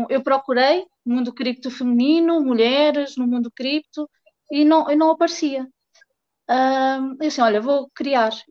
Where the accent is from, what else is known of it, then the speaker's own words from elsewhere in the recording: Portugal; also born or lived in Fortaleza, Brazil; uh, sou portuguesa.